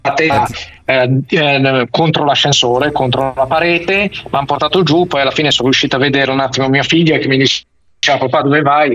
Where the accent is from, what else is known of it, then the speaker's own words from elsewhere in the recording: Milan, Lombardy, Italy; essendo milanese